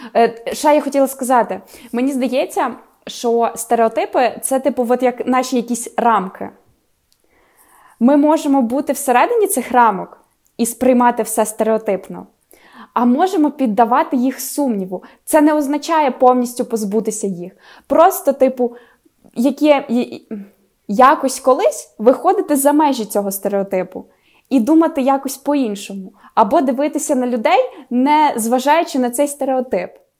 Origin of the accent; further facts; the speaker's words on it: Khmelnytskyi, Khmelnytskyi Oblast, Ukraine; accent: surzhyk; я особисто там 15 років говорила суржиком